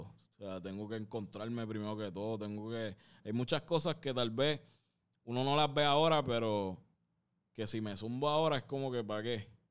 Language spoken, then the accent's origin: Spanish; San Juan, Puerto Rico; yo me crié en un barrio, cabrón. donde Yo vengo de, de Santurce, aquí mismo